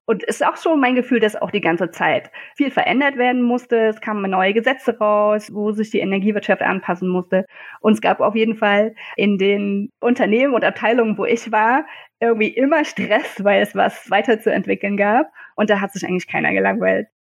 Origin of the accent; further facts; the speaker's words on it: Leipzig, Saxony, Germany; kam ich wieder in meine Heimatstadt Leipzig, das schöne Leipzig